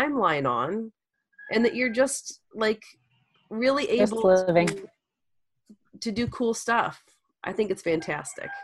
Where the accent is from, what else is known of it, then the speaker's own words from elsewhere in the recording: Louisiana, United States; moved away; I'm from Louisiana originally